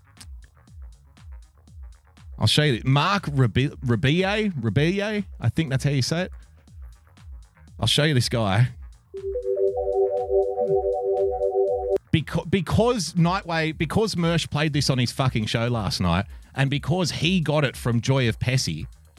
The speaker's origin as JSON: {"language": "English", "country": "Australia", "said": "I love being an Australian"}